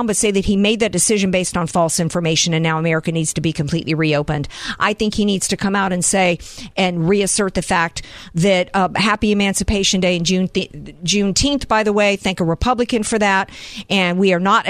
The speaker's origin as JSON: {"language": "English", "region": "Deep South", "country": "United States", "tie": "born or raised there", "said": "I grew up in the Deep South."}